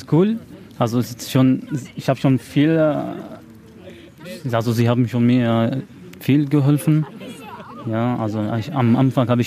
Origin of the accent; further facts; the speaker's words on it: Syria; now in Germany; ich komme aus Syrien.